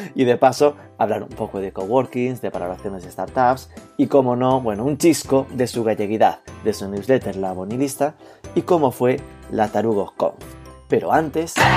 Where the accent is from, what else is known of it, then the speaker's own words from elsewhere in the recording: Galicia, Spain; Desde mi posición de gallego nativo, indígena